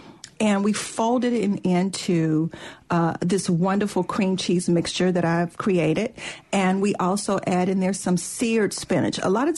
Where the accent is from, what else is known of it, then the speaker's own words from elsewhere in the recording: the South, United States; Oh, yeah, well, I'm from the South, so we just naturally know how to do that, Kevin, you know.